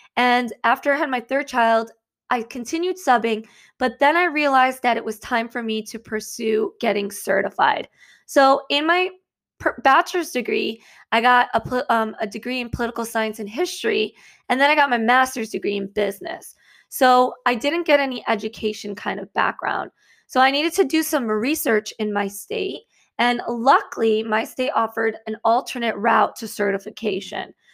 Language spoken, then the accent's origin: English; Michigan, United States; moved away as an adult; now in New Jersey, United States; originally, I'm actually from Michigan, and I moved to New Jersey